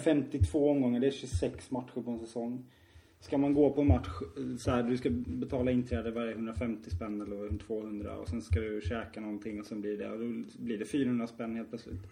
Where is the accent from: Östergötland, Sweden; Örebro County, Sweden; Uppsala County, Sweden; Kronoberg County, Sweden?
Kronoberg County, Sweden; Tingsryd; vi kommer från Tingsryd